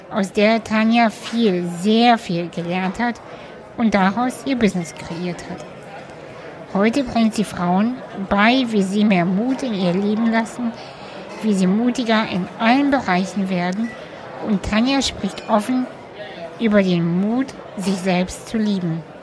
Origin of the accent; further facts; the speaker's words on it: Cologne, North Rhine-Westphalia, Germany; Schön, dass wir uns ähm, heute in Köln treffen. Stimmt, genau. Äh, in meiner Heimat sozusagen.